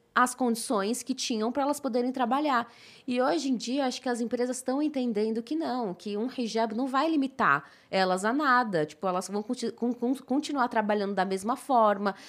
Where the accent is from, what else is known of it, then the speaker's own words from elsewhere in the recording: Brazil; brasileira muçulmana que não precisa voltar pra sua terra porque já tá nela